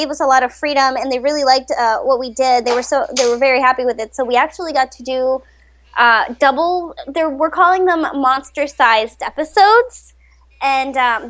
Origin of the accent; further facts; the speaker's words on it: Colombia; moved away; also born or lived in Rochester, Minnesota, United States / Florida, United States; I grew up in Colombia, South America, and my mom got a job. Her job brought her to Minnesota. I grew up. Half my life, I spent it in Rochester